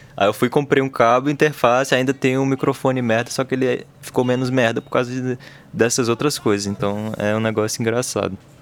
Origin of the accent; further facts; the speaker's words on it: Brasília, Federal District, Brazil; a gente é do DF